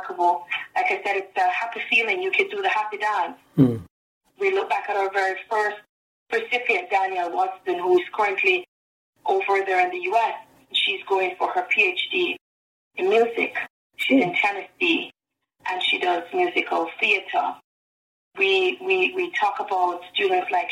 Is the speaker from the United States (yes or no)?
no; Jamaica; accent: Jamaican; my Jamaican accent